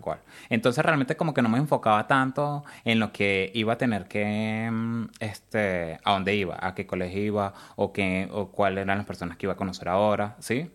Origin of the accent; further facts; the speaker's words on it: Caracas, Capital District, Venezuela; moved away as an adult; also born or lived in San Cristóbal, Venezuela; now in Australia; Soy de Caracas, es, mi familia es de los Andes, de San Cristóbal específicamente. Eh, nací en Caracas, pero estuve como que me crié como en esa parte de Caracas y San Cristóbal